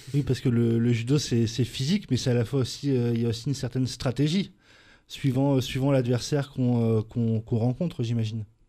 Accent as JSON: {"language": "French", "country": "France", "said": "chez nous, en France"}